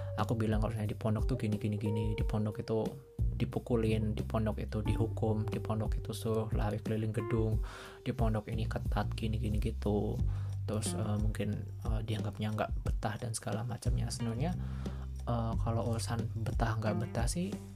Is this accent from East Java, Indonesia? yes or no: yes; Malang, East Java, Indonesia; also born or lived in Purwokerto, Central Java; aku uh, dulu di Purwokerto terus pindah ke Malang